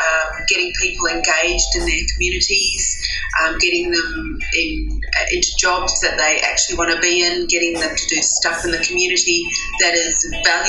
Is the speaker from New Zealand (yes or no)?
yes; New Zealand; now in Sydney, Australia; Growing up in New Zealand